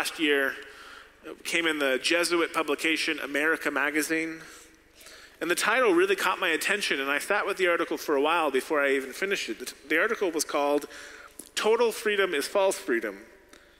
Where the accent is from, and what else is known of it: United States